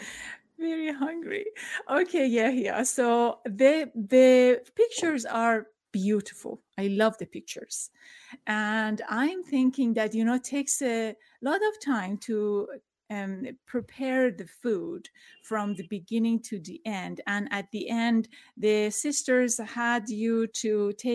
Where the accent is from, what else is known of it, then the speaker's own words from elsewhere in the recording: Tehran, Tehran Province, Iran; now in United States; I'm from Iran. I experienced revolution and the war and scarcity of food in Tehran